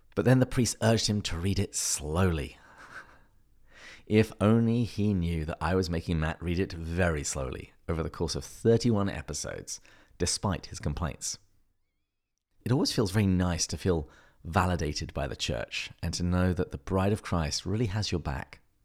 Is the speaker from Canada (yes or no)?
no; England, United Kingdom; moved away as an adult; now in La Crosse, United States; Although I am English, I live in the United States, specifically in La Crosse, Wisconsin